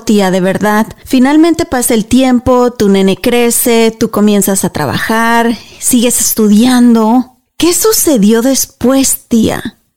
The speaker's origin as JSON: {"language": "Spanish", "country": "Mexico", "said": "como decimos nosotros allá en México"}